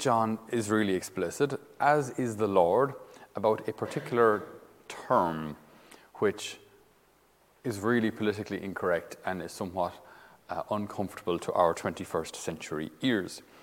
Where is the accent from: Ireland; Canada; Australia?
Ireland; we as Irish citizens